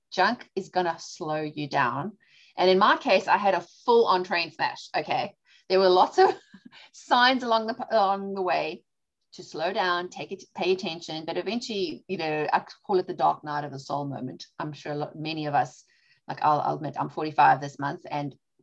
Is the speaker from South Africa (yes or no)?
yes; South Africa; now in Charlotte, United States; My dad is Greek. My mom's British and I was born and raised in South Africa.